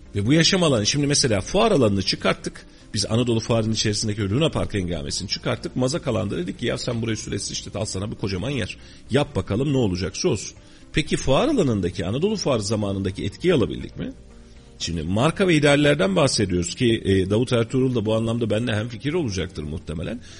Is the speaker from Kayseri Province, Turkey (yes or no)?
yes; Kayseri Province, Turkey; Biz bu şehirde doğduk bu şehirde devam edeceğiz yaşayacağız